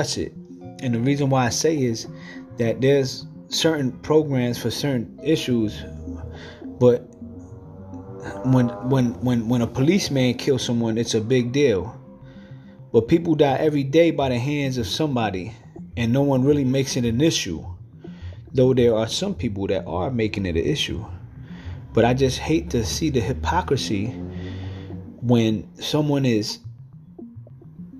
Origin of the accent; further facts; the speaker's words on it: New York City, New York, United States; I'm from New York City.